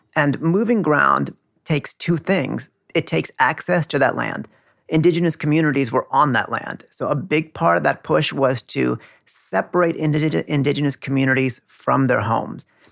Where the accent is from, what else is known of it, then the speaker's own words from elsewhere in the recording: California, United States; now in Queens, New York, United States; Like my parents come from India. I grew up in California